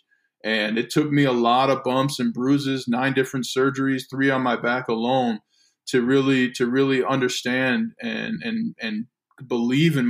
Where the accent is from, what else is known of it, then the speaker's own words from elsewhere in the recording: Saint Paul, Minnesota, United States; St. Paul, Minnesota, God's country